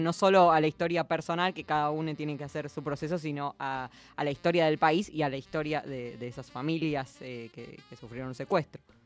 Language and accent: Spanish; Argentina; somos argentinos